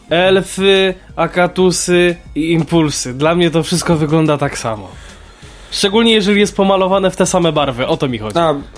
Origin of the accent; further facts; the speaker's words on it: Kraków, Lesser Poland, Poland; ja mieszkam w, w, w, Krakowie właściwie w tym samym miejscu od urodzenia